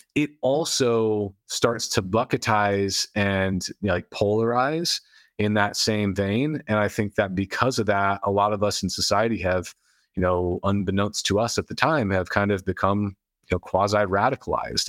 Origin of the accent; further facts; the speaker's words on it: United States; I was born in America in modern times